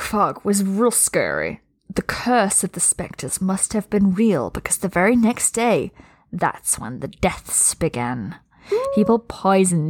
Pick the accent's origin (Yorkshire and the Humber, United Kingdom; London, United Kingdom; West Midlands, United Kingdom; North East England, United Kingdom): Yorkshire and the Humber, United Kingdom; Scunthorpe; my hometown, Scunthorpe, which, yes, that's a real place